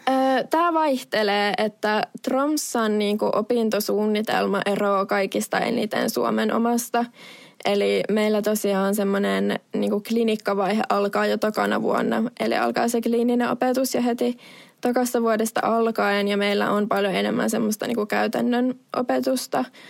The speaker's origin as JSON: {"language": "Finnish", "town": "Vaasa", "region": "Ostrobothnia", "country": "Finland", "tie": "born or raised there", "also_born_or_lived": "Oulu, Finland", "moved": "as an adult", "lives_now": "Norway", "said": "kun mä Vaasasta oon kotoisin, niin oon kasvanut vahvasti kaksikielisessä ympäristössä"}